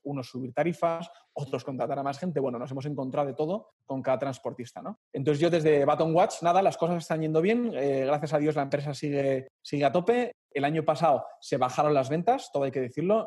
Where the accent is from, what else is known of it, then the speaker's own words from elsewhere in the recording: Madrid, Community of Madrid, Spain; yo soy madrileño